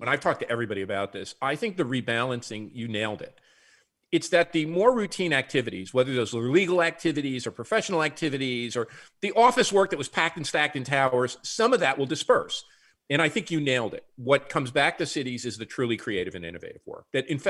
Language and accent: English; Newark, New Jersey, United States; I'm from Newark, New Jersey.